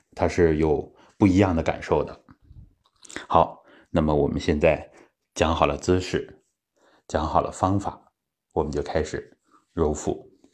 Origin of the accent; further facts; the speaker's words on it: Daqing, Heilongjiang, China; 其实大庆确实还有这种奉献的精神。呃，我从小在这样的氛围里面长大